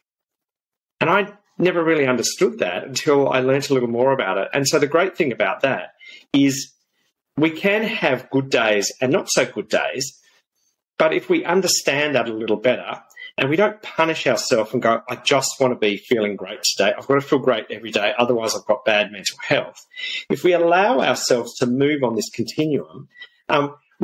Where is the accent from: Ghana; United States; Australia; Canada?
Australia; South Australia; Growing up in South Australia on a farm